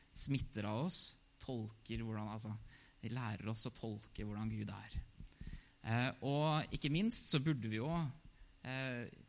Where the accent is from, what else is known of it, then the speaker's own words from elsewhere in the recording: Hamar, Innlandet, Norway; født og oppvokst i Hamar